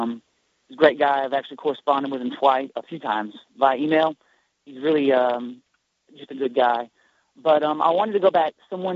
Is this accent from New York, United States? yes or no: no; Alabama, United States; just because I'm from Alabama.